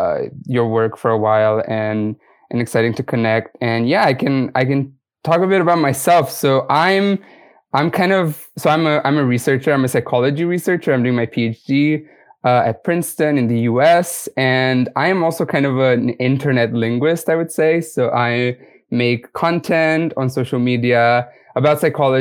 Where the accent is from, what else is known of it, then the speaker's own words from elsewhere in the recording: Romania; English is a second language; moved away as an adult; I'm from Romania. So I was born monolingual. I started learning English pretty early in primary school